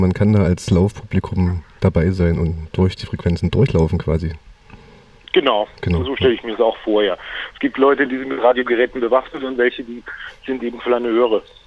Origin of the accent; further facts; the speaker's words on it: Heidenheim, Baden-Württemberg, Germany; moved away; Ich bin gerade im wunderschönen Heidenheim auf der Schwäbischen Alb. Das ist mein Geburtsort